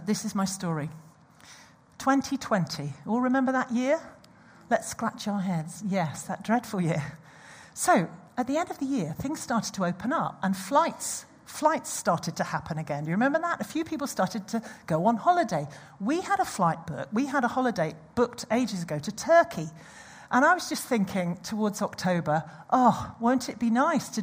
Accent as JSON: {"language": "English", "country": "United Kingdom", "said": "we're all British here"}